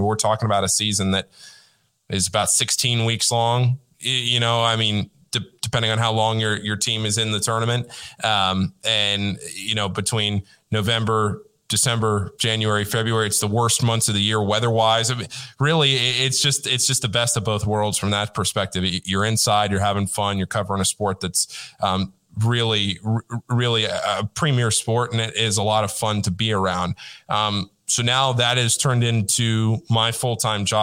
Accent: Northern Virginia, United States; I grew up in Northern Virginia, right outside D.C., about 25 minutes from Georgetown

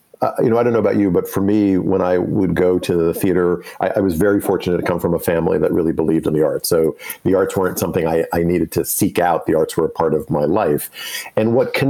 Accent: New York, United States; as we grew up in New York

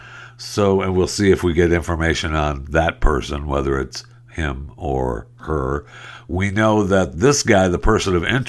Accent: Saginaw, Michigan, United States; You know that I'm from Saginaw right there originally.

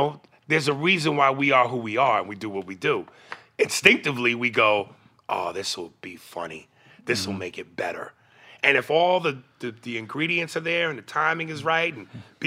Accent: New York, United States; I'm from New York.

